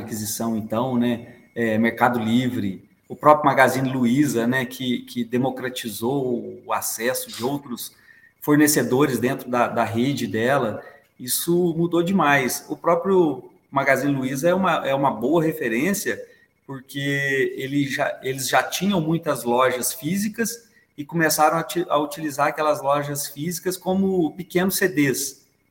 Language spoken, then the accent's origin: Portuguese; Três Pontas, Minas Gerais, Brazil; now in Belo Horizonte, Brazil; sou de Três Pontas, sul de Minas, moro aqui em BH tem 27 anos